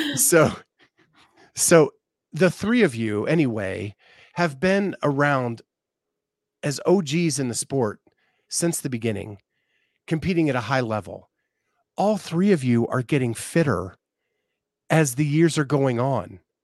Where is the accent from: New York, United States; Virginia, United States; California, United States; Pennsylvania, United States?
Pennsylvania, United States; I grew up in Pennsylvania